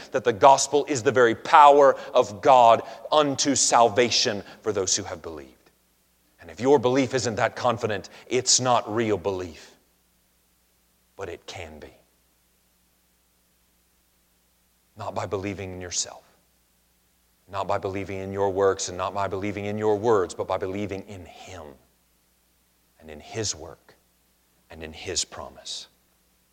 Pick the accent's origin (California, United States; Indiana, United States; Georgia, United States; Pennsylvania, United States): Georgia, United States; also born or lived in Lineville; as a kid growing up in Georgia